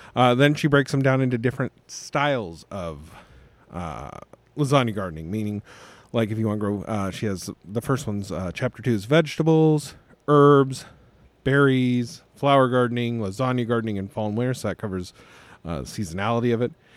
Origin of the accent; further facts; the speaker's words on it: Las Vegas, Nevada, United States; I also wasn't born in Tennessee, but I was born in Las Vegas.